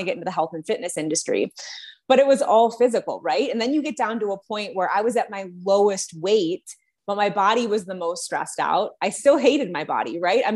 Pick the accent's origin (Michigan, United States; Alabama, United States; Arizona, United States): Michigan, United States; Detroit; moved away as an adult; now in Colorado, United States; I'm originally from the Detroit area, just moved to Colorado a couple of months ago